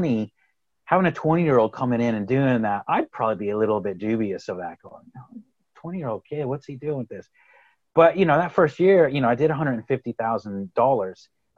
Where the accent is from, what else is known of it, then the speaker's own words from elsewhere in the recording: Texas, United States; accent: Texas; now in Galway, Ireland; But I'm originally from Texas, believe it or not. I'd like to think my Texas accent has somewhat gone away. But I grew up in Texas, moved to the Republic of Ireland in Galway on the west coast of Ireland